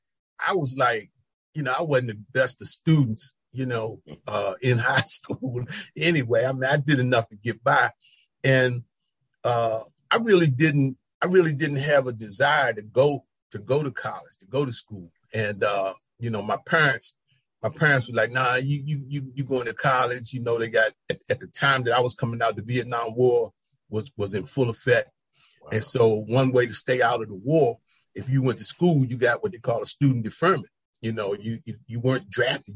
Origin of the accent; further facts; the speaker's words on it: Washington, District of Columbia, United States; I'm from DC, born and raised. Born and raised, Washington DC. Grew up in Northwest Section.